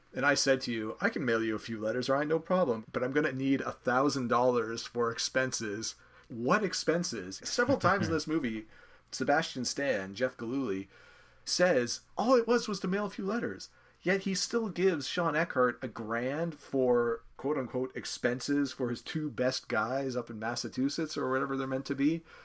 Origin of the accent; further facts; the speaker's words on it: Canada; I'm a Canadian